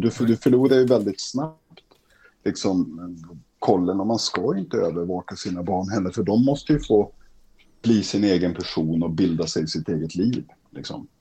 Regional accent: Umeå, Västerbotten County, Sweden; now in Stockholm, Sweden; när jag växte upp i Umeå

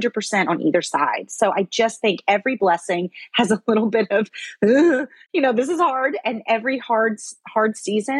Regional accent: the Bible Belt, United States; now in New York City, United States; I grew up in the Bible Belt, but I live in New York City now.

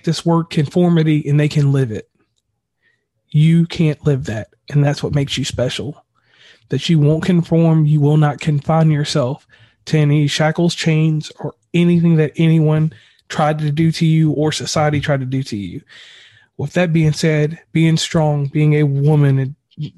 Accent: West Virginia, United States; I'm from West Virginia

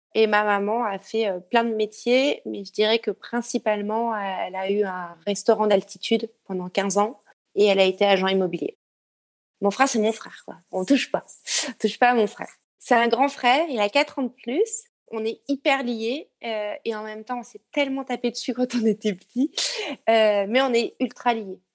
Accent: Briançon, Provence-Alpes-Côte d'Azur, France; also born or lived in near Lyon; now in Lyon, France; je suis née à Briançon, dans les montagnes

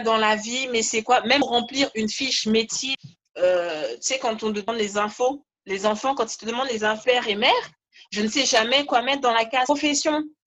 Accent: Guadeloupe; je suis Guadeloupéenne

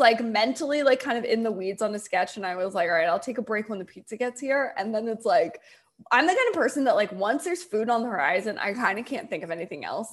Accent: Delaware, United States; also born or lived in Indiana / Cameroon; I grew up in Delaware

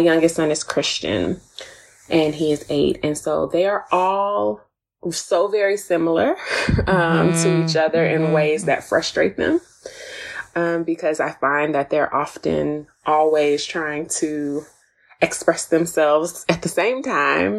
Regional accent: Texas, United States; also born or lived in Tennessee; now in Atlanta, United States; I was born in Tennessee, raised in Texas, and now I live in a suburb of Atlanta. So I'm a Southerner through and through

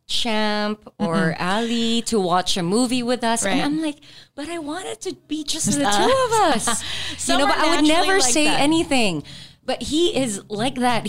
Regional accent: Nigeria; moved away; a friend who I grew up with in Nigeria

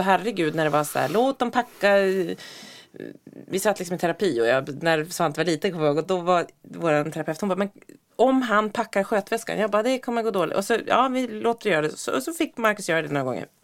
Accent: Norrland, Sweden; Jag är ju uppväxt i Norrland

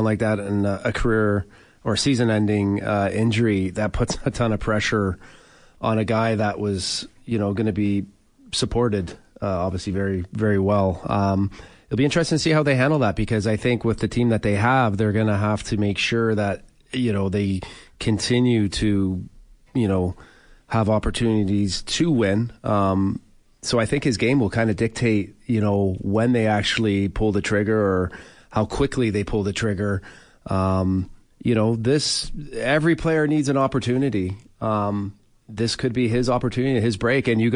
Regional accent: Oshawa, Ontario, Canada; Being a big Toronto Maple Leaf fan growing up in Oshawa

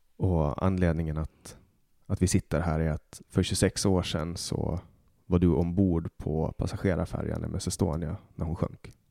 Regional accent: Mariehamn, Åland Islands; min hemstad Mariehamn

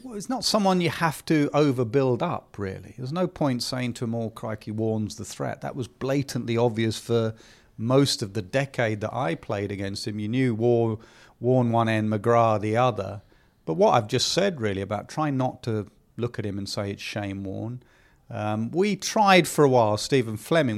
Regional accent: England, United Kingdom

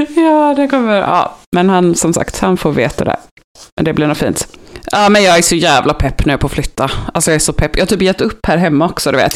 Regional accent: Gothenburg, Västra Götaland, Sweden; accent: Gothenburg dialect; jag är från Göteborg

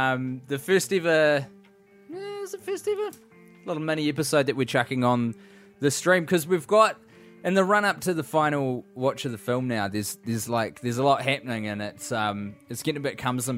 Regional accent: Scotland, United Kingdom; Hopefully get a chance to see one, both of you, in my home country of Scotland if you do the Fringe in 2016.

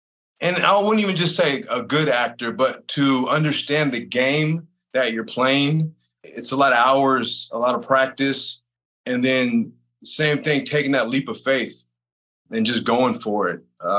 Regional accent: San Jose, California, United States; born there; also born or lived in Salinas / Monterey / Sacramento / Los Angeles; And I was born in San Jose, lived in Salinas, Monterey, Sacramento, Los Angeles. So kind of bounced around a lot.

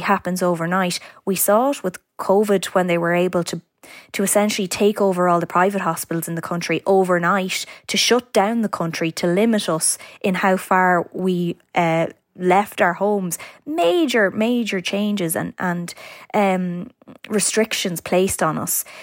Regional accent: County Meath, Leinster, Ireland; I'm from County Meath myself

